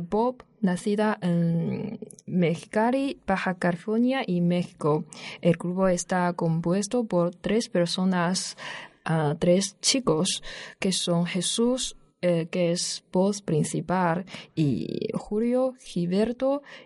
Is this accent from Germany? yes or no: no; northern China, China; Spanish is a second language; moved away as an adult; now in Alcalá de Henares, Spain; soy del norte de China